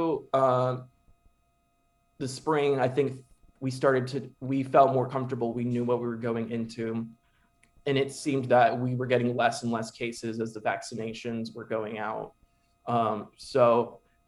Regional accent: Keller, Texas, United States; to be in here in Keller ISD. To give back to my hometown

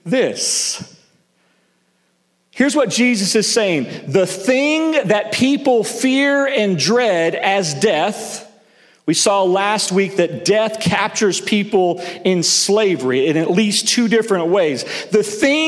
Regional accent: the South, United States; also born or lived in Northeast United States; now in Northeast, United States; I grew up in the South

